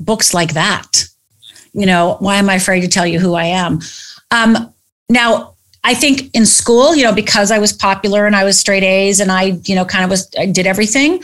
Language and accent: English; United States; I'm from Upper Michigan, Upper Minnesota. I'm from the Finnish background. I'm actually 100% Finnish